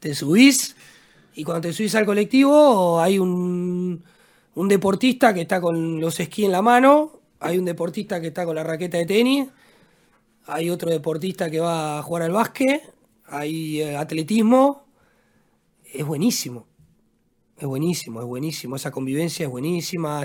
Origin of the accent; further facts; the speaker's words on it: Buenos Aires, Argentina; moved away as an adult; also born or lived in Spain / Germany; now in Porto Alegre, Brazil; siempre paso por la casa donde nací